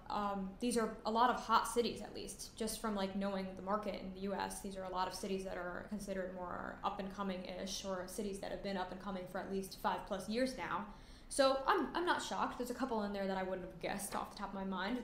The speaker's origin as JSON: {"language": "English", "region": "Connecticut", "country": "United States", "tie": "born or raised there", "said": "I grew up in Connecticut"}